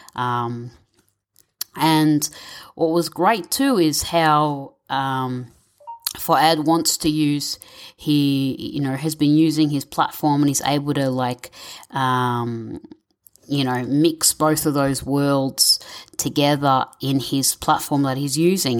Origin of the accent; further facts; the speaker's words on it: Victoria, Australia; My parents are Egyptian, but I was born and raised in Victoria, Australia